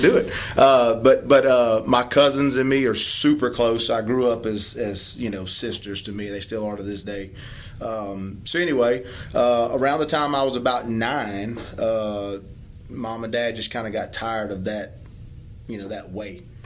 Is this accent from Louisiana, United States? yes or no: yes; Bunkie, Louisiana, United States; I was raised in Bunkie.